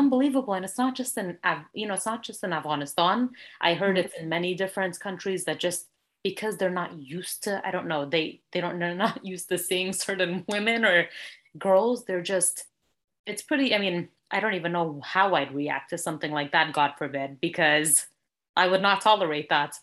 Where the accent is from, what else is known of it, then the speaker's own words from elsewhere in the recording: Bay Area, California, United States; also born or lived in Sacramento, California; I was born and raised in the Bay Area, California, and currently reside in Sacramento, the capital